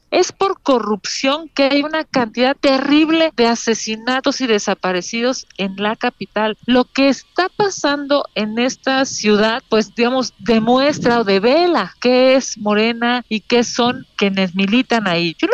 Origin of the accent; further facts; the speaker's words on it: Mexico City, Mexico; Soy de aquí de la Ciudad de México